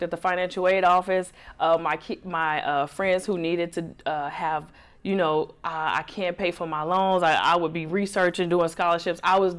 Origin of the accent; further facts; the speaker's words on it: Chicago, Illinois, United States; moved away as an adult; now in Atlanta, United States; Born and raised in Chicago, Illinois.